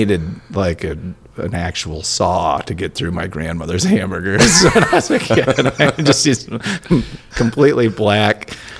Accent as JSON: {"language": "English", "region": "Minnesota", "country": "United States", "tie": "born or raised there", "said": "growing up in Minnesota"}